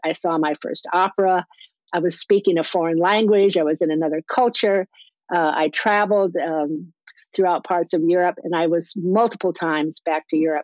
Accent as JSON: {"language": "English", "region": "South Dakota", "country": "United States", "tie": "born or raised there", "also_born_or_lived": "Iowa", "moved": "yes", "said": "I was born in Iowa, but I claim South Dakota as my uh, growing up state"}